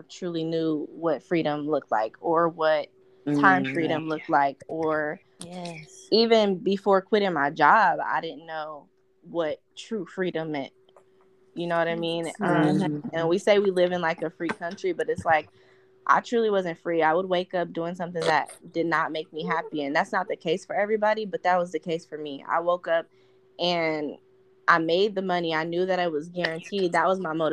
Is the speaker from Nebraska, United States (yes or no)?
yes; Omaha, Nebraska, United States; I'm from Omaha, Nebraska